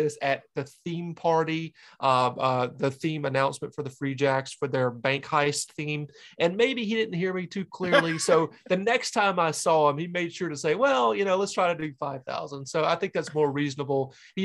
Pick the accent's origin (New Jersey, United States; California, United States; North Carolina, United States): North Carolina, United States; Kings Mountain; moved away as an adult; now in New Hampshire, United States; So I'm actually originally from North Carolina, born and raised right on the border of South Carolina. It's near Charlotte. Charlotte is right on the border of North and South Carolina. And I'm from a town west of that, called Kings Mountain, North Carolina.